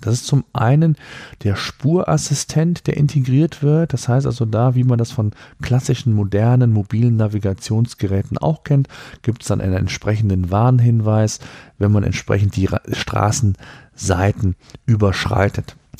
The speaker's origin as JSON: {"language": "German", "country": "Germany", "said": "hier bei uns in Deutschland"}